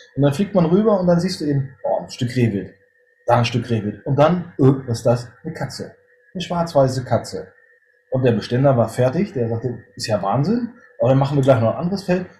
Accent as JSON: {"language": "German", "region": "Northern Germany", "country": "Germany", "said": "Ich bin äh, Norddeutscher, bin 46 Jahre alt"}